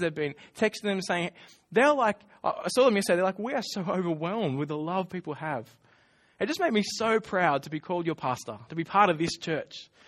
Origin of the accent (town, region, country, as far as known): Australia